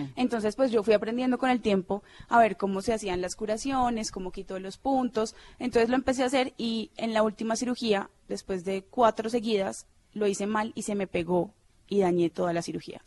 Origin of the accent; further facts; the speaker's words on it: Cali, Valle del Cauca, Colombia; also born or lived in Medellín; now in Bogotá, Colombia; Yo nací realmente en Medellín, pero me crié en Cali toda mi vida